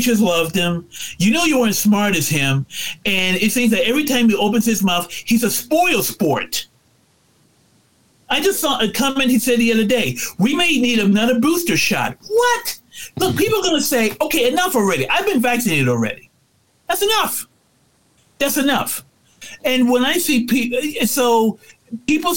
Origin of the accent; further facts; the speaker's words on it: United States; We are Americans